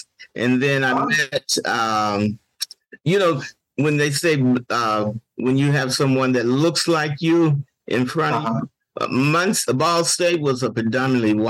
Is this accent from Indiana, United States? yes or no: yes; Gary, Indiana, United States; I grew up in Gary, Indiana.